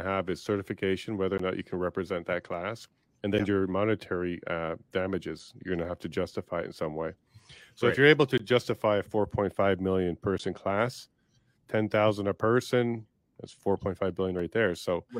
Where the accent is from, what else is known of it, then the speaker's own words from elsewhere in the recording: Winnipeg, Manitoba, Canada; I grew up in Winnipeg as well.